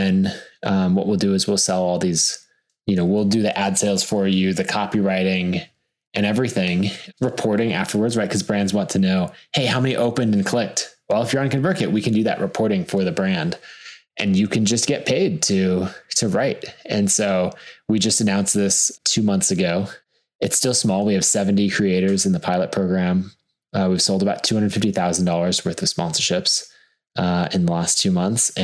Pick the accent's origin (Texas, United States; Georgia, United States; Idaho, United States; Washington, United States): Idaho, United States; Boise; I was born and raised in Boise and still live there today.